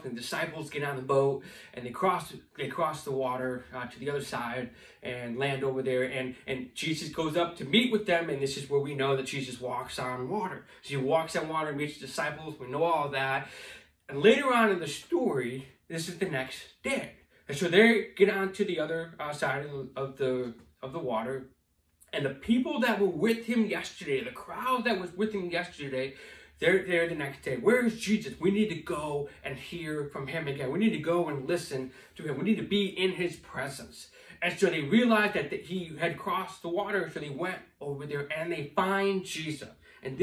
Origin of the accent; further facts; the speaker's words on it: St. Clair Shores, Michigan, United States; I grew up here in Roseville and St. Clair Shores area, and I graduated in Lakeview High School right here at St. Clair Shores